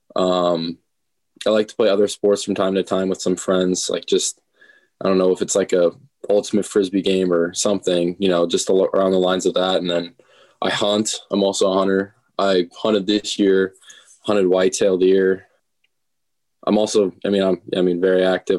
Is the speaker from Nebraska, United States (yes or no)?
yes; Omaha, Nebraska, United States; also born or lived in Minnesota; Omaha, Nebraska. Born in, well, not born and raised. Was born and raised from Minnesota, and we moved down here and uh, went to school all my life in Omaha